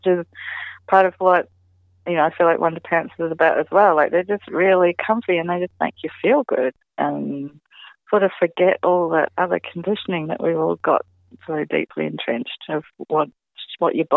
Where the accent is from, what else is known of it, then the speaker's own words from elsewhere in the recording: New Zealand; I'm a Kiwi gal